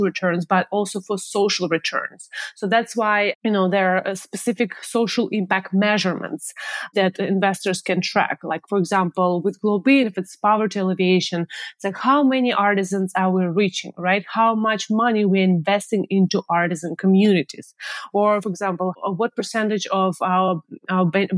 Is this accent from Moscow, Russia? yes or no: yes; Moscow, Russia; now in San Francisco, United States; my hometown in Moscow, Russia